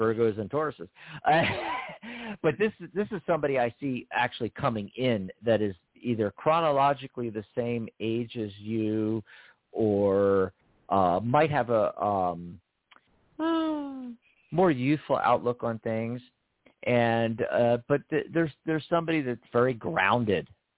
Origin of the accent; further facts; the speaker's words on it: Pennsylvania, United States; now in Arizona, United States; Our home state